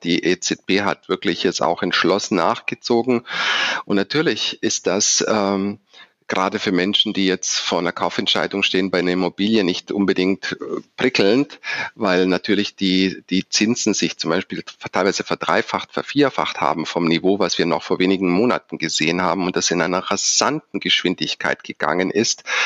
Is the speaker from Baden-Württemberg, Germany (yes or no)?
yes; Stuttgart, Baden-Württemberg, Germany; also born or lived in Düsseldorf; Als Schwabe bezeichne ich mich deshalb, weil ich in Stuttgart geboren und aufgewachsen bin